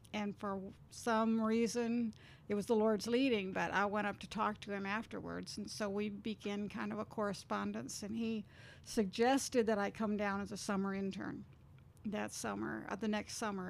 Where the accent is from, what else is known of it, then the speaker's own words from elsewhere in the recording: Minnesota, United States; moved away as an adult; also born or lived in California; now in Jackson, United States; I was born and raised in Minnesota